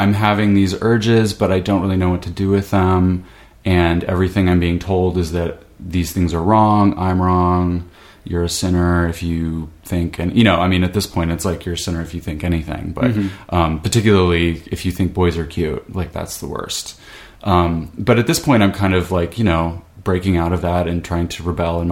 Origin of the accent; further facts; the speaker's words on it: southern Idaho, United States; I was growing up in Idaho, southern Idaho.